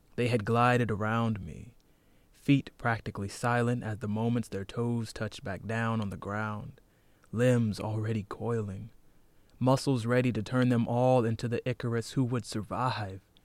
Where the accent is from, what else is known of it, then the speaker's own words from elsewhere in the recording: North Carolina, United States; moved away; I'm from North Carolina.